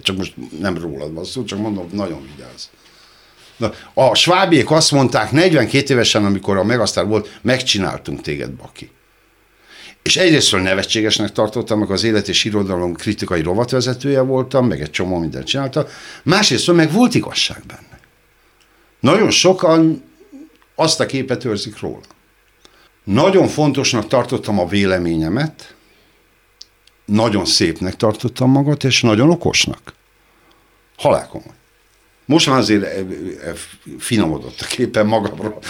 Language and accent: Hungarian; Hungary; magyar vagyok